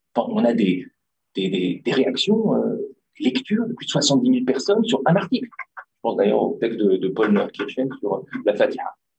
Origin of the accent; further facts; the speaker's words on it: Tunisia; je suis tunisien aussi